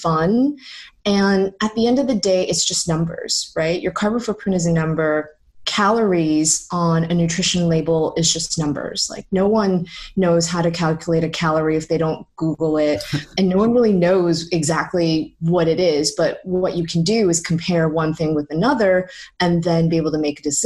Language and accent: English; Toronto, Ontario, Canada; moved away as an adult; also born or lived in San Francisco; now in London, United Kingdom; I was born and raised in Toronto.